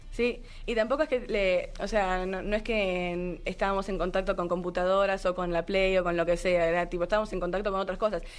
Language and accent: Spanish; Argentina; moved away as an adult; now in Mexico; yo que vine desde Argentina